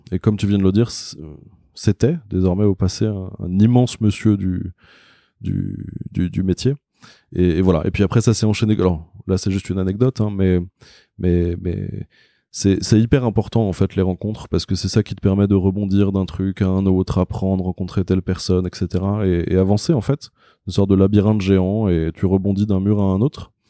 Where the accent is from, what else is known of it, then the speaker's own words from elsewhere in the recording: Paris, Île-de-France, France; born there; je suis un vrai faux parisien parce que je suis né à Paris, je vis à Paris, mais j'ai vraiment vécu très longtemps à l'étranger.